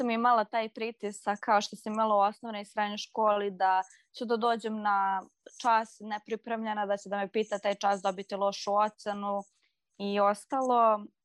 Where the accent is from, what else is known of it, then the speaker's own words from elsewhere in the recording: Serbia; kod nas u Srbiji